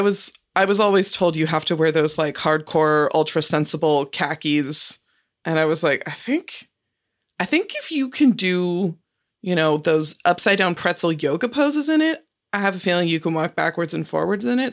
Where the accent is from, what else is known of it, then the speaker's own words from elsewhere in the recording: Marin County, California, United States; I grew up in Marin County, which is just north of San Francisco